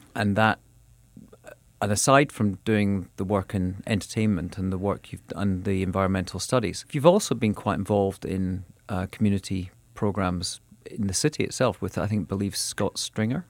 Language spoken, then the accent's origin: English; west and north of Scotland, United Kingdom; moved away as an adult; now in New York, United States; when I was growing up running around in fields and, and sort of the west and north of Scotland